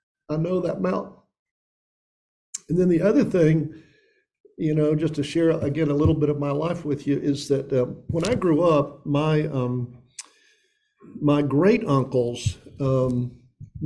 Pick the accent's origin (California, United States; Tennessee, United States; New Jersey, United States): Tennessee, United States; Elizabethton; I grew up in Upper East Tennessee. That's the Tri-Cities. That's Johnson City, Bristol, Kingsport. And I grew up in a suburb of Johnson City, Elizabethton.